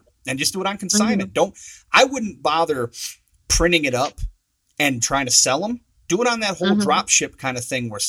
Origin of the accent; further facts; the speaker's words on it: Saginaw, Michigan, United States; I'm from Saginaw, Michigan